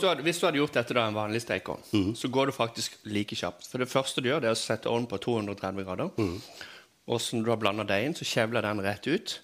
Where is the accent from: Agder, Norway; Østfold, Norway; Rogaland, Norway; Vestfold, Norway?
Agder, Norway; Kvinesdal; jeg vokste opp på, i Kvinesdal alle plasser på jord